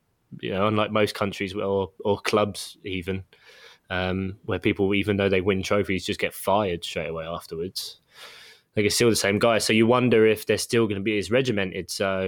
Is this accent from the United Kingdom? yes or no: yes; England, United Kingdom; we're English.